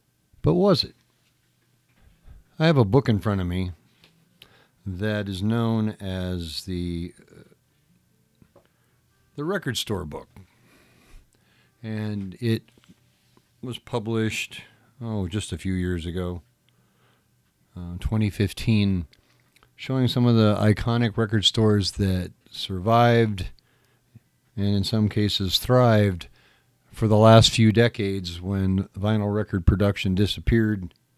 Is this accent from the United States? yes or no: yes; Whittier, California, United States; Growing up in Southern California, growing up in the city of Whittier, we had our very own Lovells.